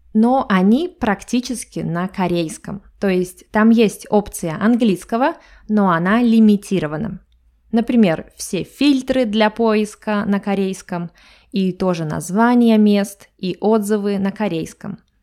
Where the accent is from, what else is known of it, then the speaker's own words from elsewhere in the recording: Russia; И я из России.